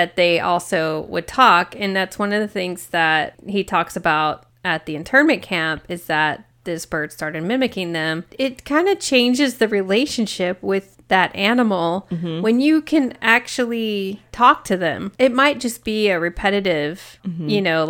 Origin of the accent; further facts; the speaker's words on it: Kansas City, Missouri, United States; I was born in Kansas City, Missouri, and it's on the edge.